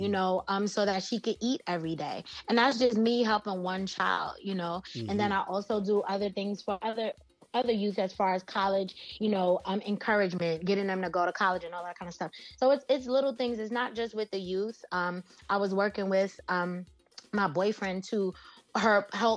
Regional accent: New York City, New York, United States; I was born and raised here in New York

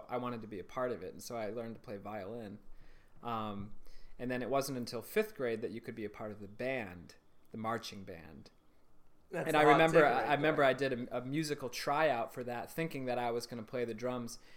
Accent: Michigan, United States; moved away; also born or lived in Chicago; the town that I grew up in Michigan

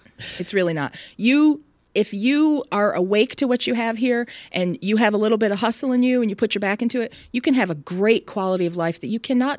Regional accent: San Francisco Bay Area, California, United States; also born or lived in Michigan / Baltimore; But I grew up primarily in the San Francisco Bay Area, went to high school and college, undergraduate school there.

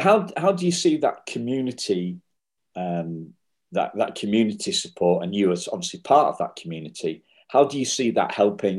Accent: Liverpool, North West England, United Kingdom; born there; That I was actually adopted from Liverpool. So Liverpool has a kind of special place in my heart.

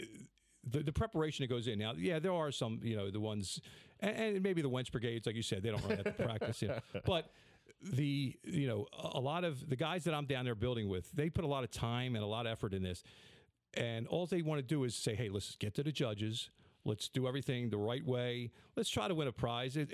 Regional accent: Philadelphia, Pennsylvania, United States; I was born and raised in Southwest Philadelphia

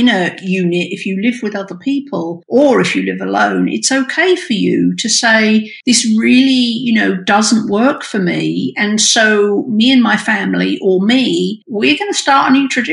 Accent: United Kingdom; now in United States; I'm British and I didn't grow up with Thanksgiving

